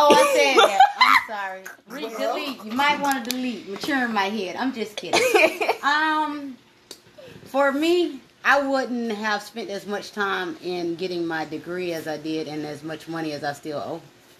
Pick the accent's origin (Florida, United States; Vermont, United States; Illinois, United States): Florida, United States; Jacksonville; also born or lived in Fernandina Beach, Amelia Island, Florida; I'm from Jacksonville, but I grew up part of my life in Fernandina, Amelia Island.